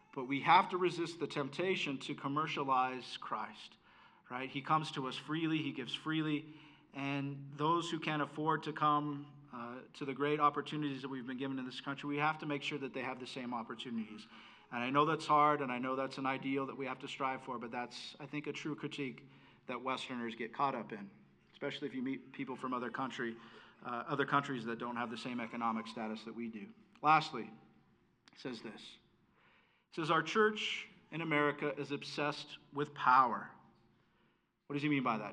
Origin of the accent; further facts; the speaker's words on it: United States; I was able to be an American in this country.